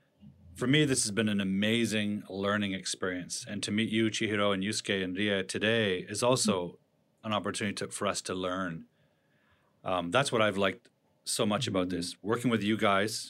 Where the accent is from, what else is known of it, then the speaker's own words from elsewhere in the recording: Toronto, Ontario, Canada; now in Vancouver, Canada; I live in Vancouver, although I grew up in Toronto.